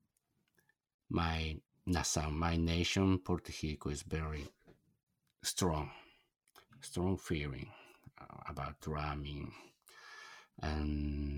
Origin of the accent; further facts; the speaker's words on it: Japan; English is a second language; I'm a foreigner from Japan, and my Portuguese is very poor